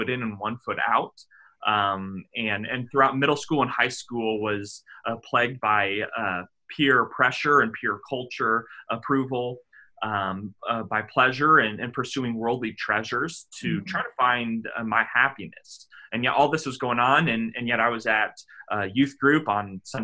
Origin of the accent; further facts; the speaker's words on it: Indianapolis, Indiana, United States; moved away as an adult; also born or lived in Virginia; now in Bothell, United States; So I grew up in Indianapolis. I went K through 12 through the local school there